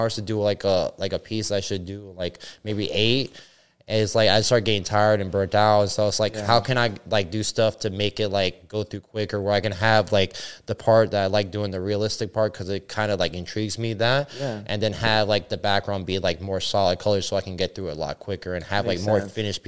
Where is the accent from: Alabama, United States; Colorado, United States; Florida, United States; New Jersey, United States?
Florida, United States; Miami; also born or lived in Venezuela / Orlando; growing up in Miami